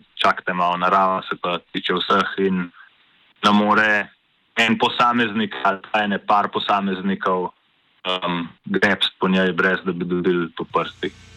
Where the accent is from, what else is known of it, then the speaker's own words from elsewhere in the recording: Slovenia; smo Slovenci